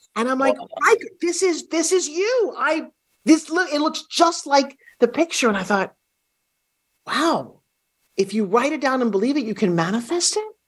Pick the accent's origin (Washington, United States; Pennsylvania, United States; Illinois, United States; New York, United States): New York, United States; also born or lived in California; now in Florida, United States; I'm from New York, spent years living in California.